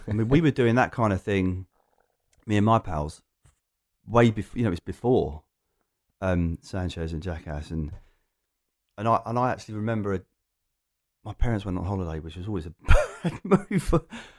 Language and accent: English; Loughton, East of England, United Kingdom; I'm an Essex boy, but only just. There you go. Loughton and the surrounding area. We've now moved further out, but yeah, so East London is very familiar to me.